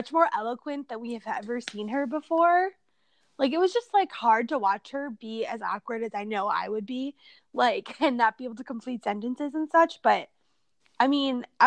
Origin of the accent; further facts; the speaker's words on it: Midwest, Minnesota, United States; accent: Midwestern; we fall into the Midwestern accent